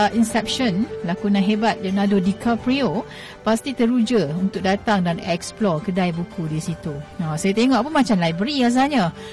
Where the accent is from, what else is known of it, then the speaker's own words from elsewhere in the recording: Chongqing, China; moved away; ya saya berasal dari Chongqing.